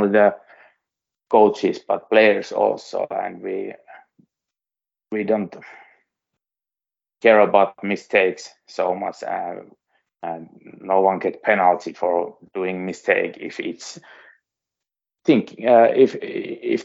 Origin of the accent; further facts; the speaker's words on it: Suomussalmi, Kainuu, Finland; English is a second language; I come from Suomussalmi. It's near Sotkamo and in the east. So when I was a little boy, I went to see Sotkamo Jymy games